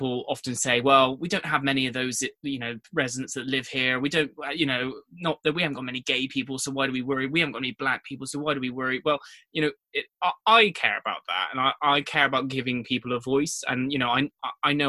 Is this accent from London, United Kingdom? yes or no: no; Paulton, South West England, United Kingdom; accent: West Country; I was born in Poulton, born and raised here. So I am a proper Northeast Somerset